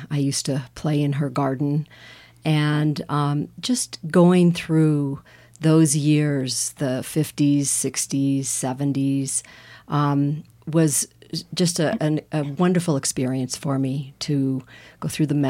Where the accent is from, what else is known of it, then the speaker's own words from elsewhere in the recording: Aspen, Colorado, United States; moved away as an adult; now in Telluride, United States; I was born and raised in Aspen, and I lived there for 55 years